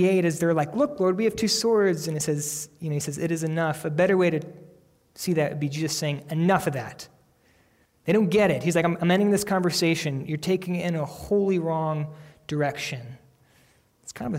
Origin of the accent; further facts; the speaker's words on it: Pennsylvania, United States; I grew up in the Bible Belt of Pennsylvania, where there was a church on every corner